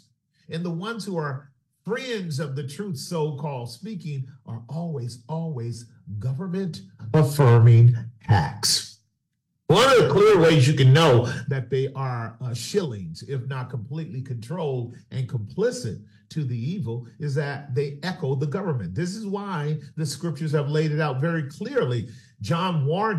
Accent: California, United States; being a Californian here in the Bay Area

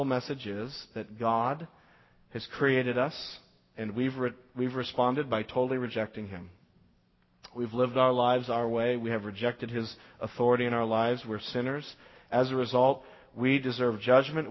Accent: Las Vegas, Nevada, United States; I grew up in Las Vegas

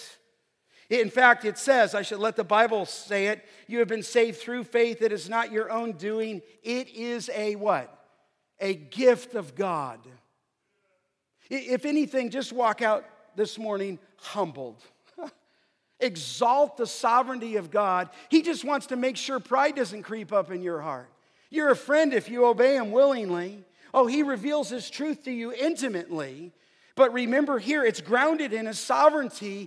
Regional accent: Los Angeles, California, United States; I was a pagan kid growing up in the San Fernando Valley

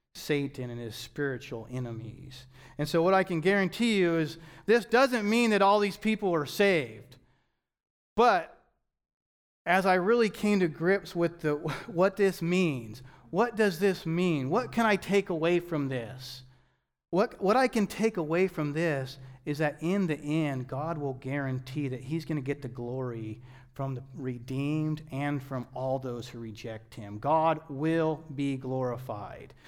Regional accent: United States; as American Christians

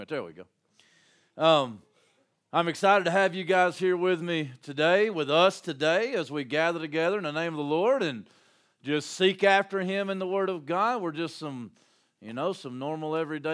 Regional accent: Landrum, South Carolina, United States; my hometown, Landrum

